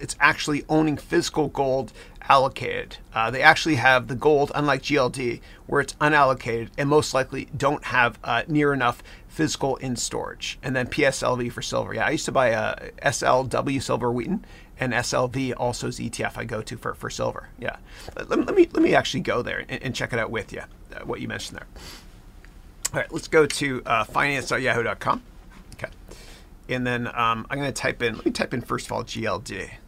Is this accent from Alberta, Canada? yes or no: no; Bramalea, Ontario, Canada; moved away as an adult; now in United States; I grew up here in Bramalea